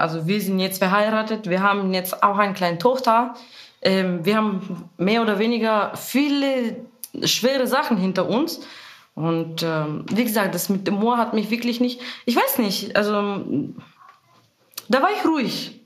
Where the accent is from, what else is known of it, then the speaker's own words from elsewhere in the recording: Bulgaria; German is a second language; moved away as an adult; now in Germany; ich komme aus Bulgarien, bin seit zehn Jahren in Deutschland